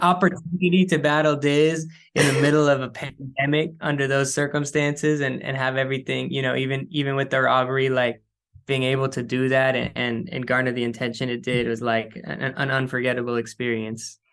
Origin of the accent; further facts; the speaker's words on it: San Francisco, California, United States; also born or lived in Oakland; I grew up in San Francisco. I grew up in the city